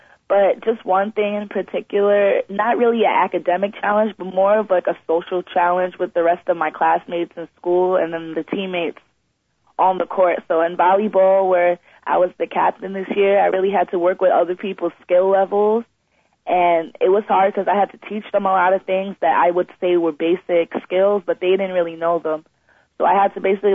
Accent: Long Island, New York, United States; we're from Long Island, we usually go to New York City

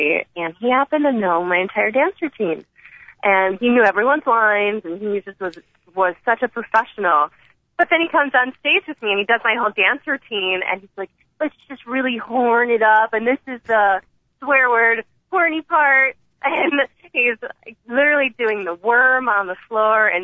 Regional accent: Chicago, Illinois, United States; I'm from Chicago

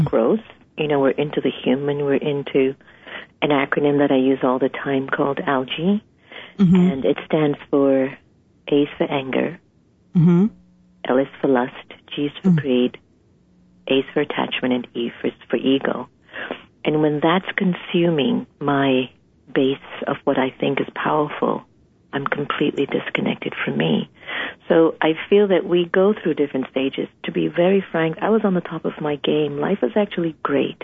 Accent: United States; my father's Indian, my mother's African, and I was brought up in the States, in the U.S.

